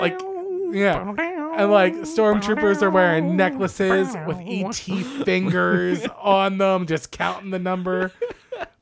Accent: Philadelphia, Pennsylvania, United States; we're from Philly and we love Gritty

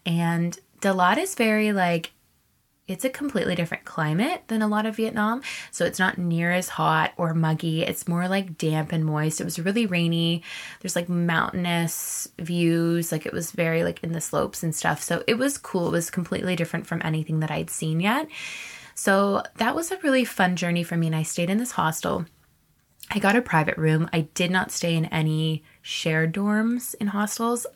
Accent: Canada; also born or lived in Texas / East Coast / Vancouver; I'm Canadian

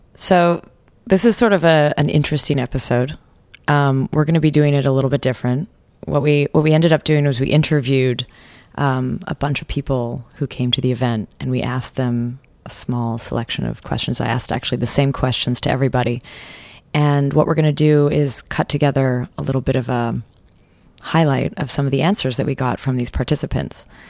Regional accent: Canada; as a Canadian

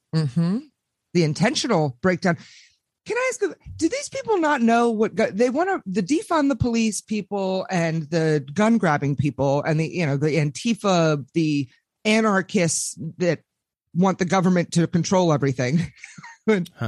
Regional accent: Washington, District of Columbia, United States; I am broadcasting to you people live from the swamp, belly of the beast, born and raised in Washington, D.C.

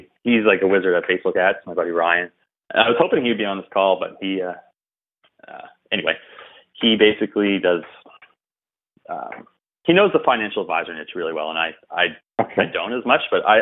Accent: East Coast of Canada, Atlantic Canada, Canada; I'm a filthy Canadian. I'm from the East Coast.

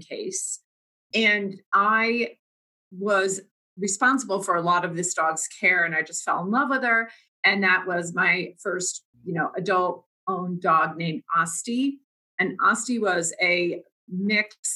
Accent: New Jersey, United States; I grew up in New Jersey

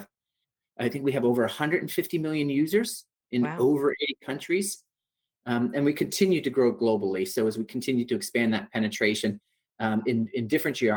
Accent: Toronto, Ontario, Canada; Originally, I'm from Toronto in Canada

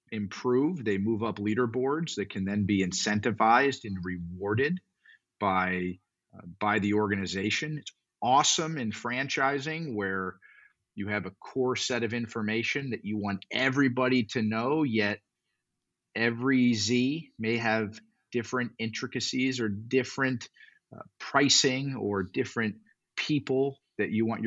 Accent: South Florida, United States; I grew up in South Florida

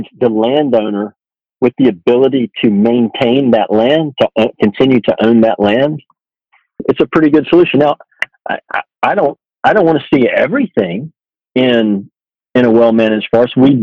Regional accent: Georgia, United States; my home state of Georgia

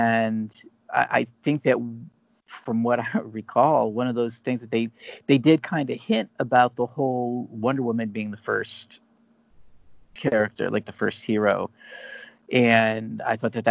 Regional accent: Northeast Ohio, United States; moved away; I'm originally from Ohio

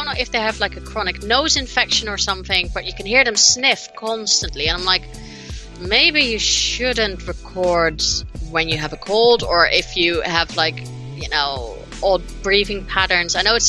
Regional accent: United States; accent: American twang; I have a very thick American twang to my accent.

